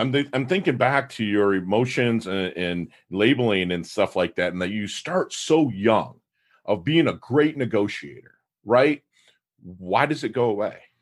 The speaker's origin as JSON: {"language": "English", "region": "Michigan", "country": "United States", "moved": "yes", "lives_now": "South Florida, United States", "said": "I'm from Michigan"}